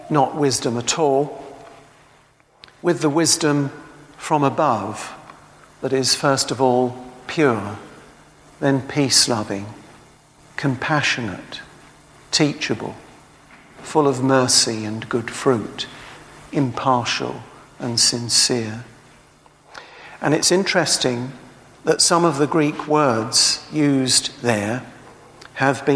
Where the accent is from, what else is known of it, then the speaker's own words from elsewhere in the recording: Tilbury, East of England, United Kingdom; moved away; I come from Tilbury